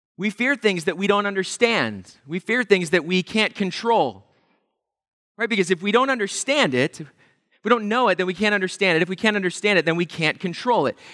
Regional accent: Pennsylvania, United States; We grew up in Pennsylvania, going to the Jersey Shore every summer

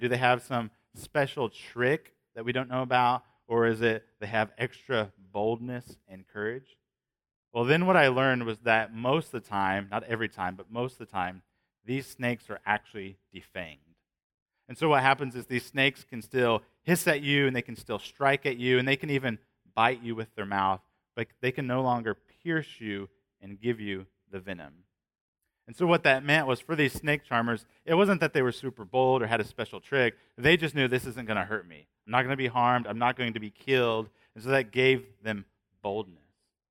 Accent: Shelbyville, Indiana, United States; I'm from Shelbyville, that's remote

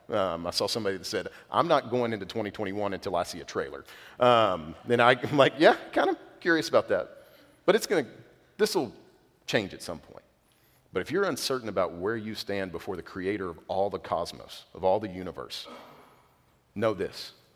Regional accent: East Texas, United States; now in West Texas, United States; I grew up in East Texas

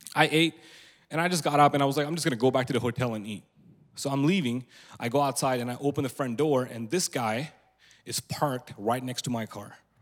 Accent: India; moved away; also born or lived in Antelope, California; I was born and raised in India

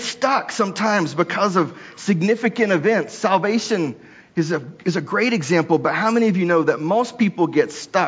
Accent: Texas, United States; moved away; I grew up in Texas

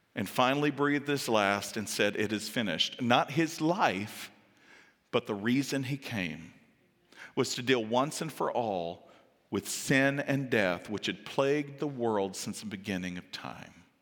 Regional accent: the South, United States; I'm from the South

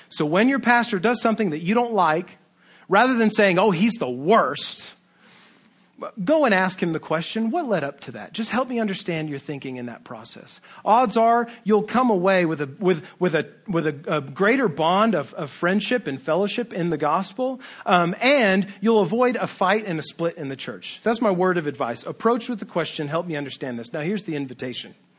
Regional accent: United States; Western American, individualistic, libertarian people

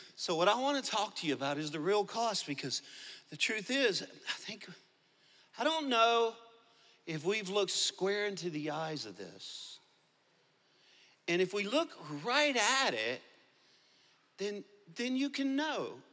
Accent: Louisiana, United States; accent: Cajun; now in Arkansas, United States; i'm a cajun from Louisiana. I live in Arkansas, two different places

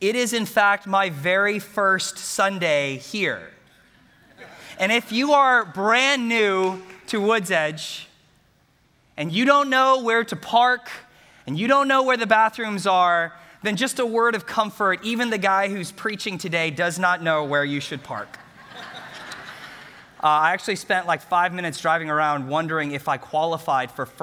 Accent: Bellaire, Texas, United States; I grew up in Bel Air, Texas, graduated from Bel Air High School

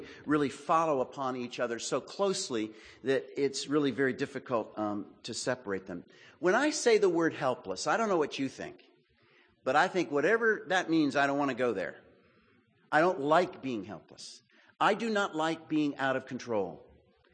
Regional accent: Texas, United States; I'm from Texas

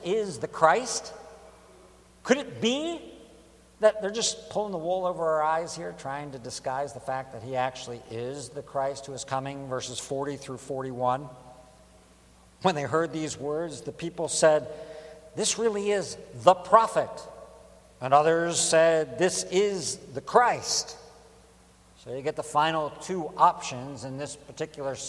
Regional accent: Baltimore, Maryland, United States; now in Philadelphia, United States; I'm from Baltimore

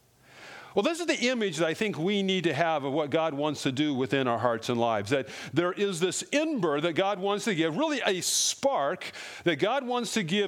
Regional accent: Colorado, United States; I grew up in Colorado

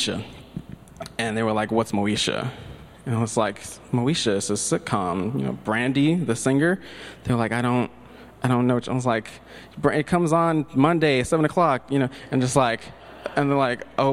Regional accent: Tyler, Texas, United States; growing up in Tyler, Texas

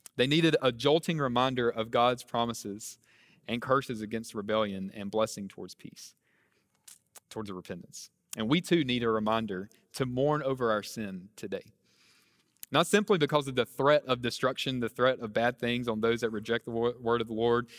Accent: near Charlotte, North Carolina, United States; moved away as an adult; now in New Orleans, United States; I'm originally from North Carolina, uh, near Charlotte's where I grew up.

